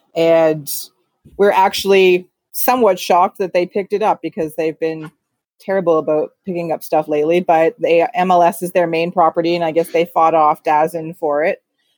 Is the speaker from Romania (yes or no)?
no; Canada; being Canadian